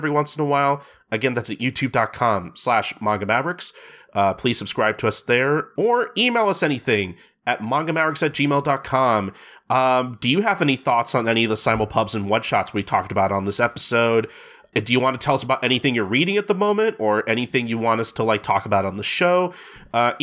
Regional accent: St. Louis, Missouri, United States; my hometown of St. Louis

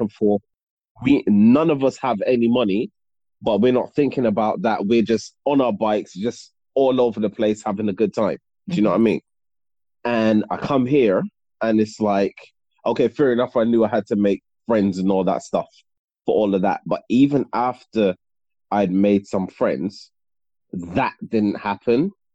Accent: Barbados; moved away; also born or lived in United Kingdom; I moved there when I was six

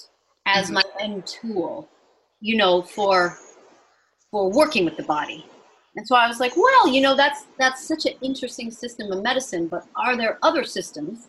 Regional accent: suburb of Chicago, Illinois, United States; I'm from the Midwest. I grew up in a suburb of Chicago

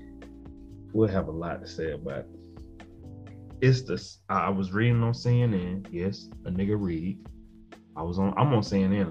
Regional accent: South Georgia, United States; moved away; also born or lived in Atlanta South Metro, Georgia; I'm from South Georgia, cotton fields, and moved to the outskirts of Atlanta, what they call South Metro now.

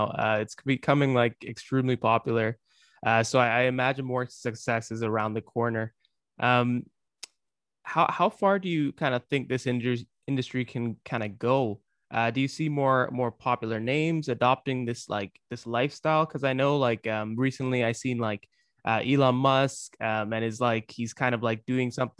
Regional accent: Toronto, Ontario, Canada; my hometown in Toronto, Canada.

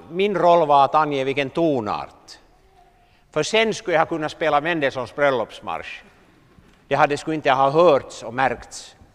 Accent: Southern Finland, Finland; moved away; Det var lite Kilimanjaro för mig när jag kom från södra Finland.

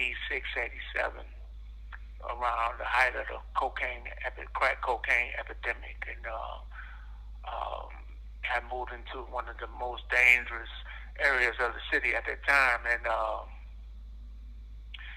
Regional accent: Cleveland, Ohio, United States; I'm from Cleveland, Ohio. I grew up in a small community called The Village in Cleveland.

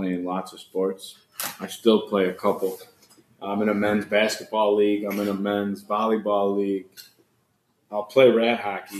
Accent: Chicago, Illinois, United States; I was born there. Growing up, it was just me and my ma north. Then we moved. We were by Taylor Street.

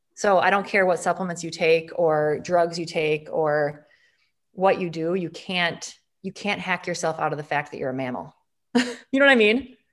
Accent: Green Bay, Wisconsin, United States; I'm from Wisconsin. I'm gonna be a Wisconsin girl the rest of my life

